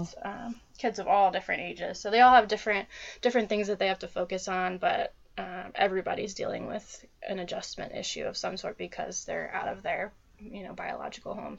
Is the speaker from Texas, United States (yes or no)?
no; Dayton, Ohio, United States; I'm from Dayton, Ohio. Um, I've lived here uh, all my life mostly.